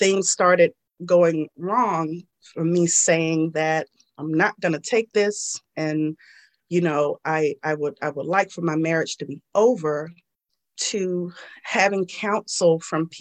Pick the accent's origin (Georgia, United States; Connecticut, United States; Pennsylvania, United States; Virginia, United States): Georgia, United States; I'm a Southern girl, born and raised in Georgia